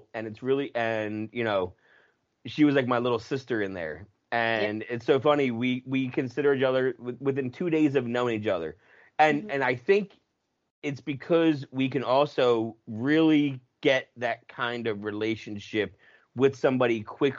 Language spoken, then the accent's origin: English; United States; also born or lived in New Jersey; I was from Jersey and Pennsylvania